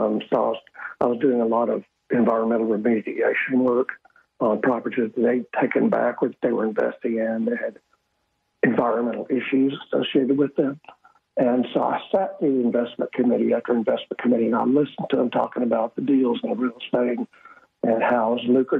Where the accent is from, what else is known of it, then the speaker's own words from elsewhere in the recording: Fort Worth, Texas, United States; moved away as an adult; now in Caribbean; I grew up in Fort Worth, in inner city schools for the most part.